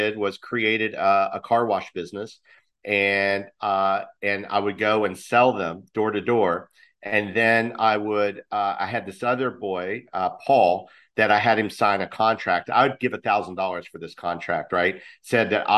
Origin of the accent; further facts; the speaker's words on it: West Virginia, United States; I'm from West Virginia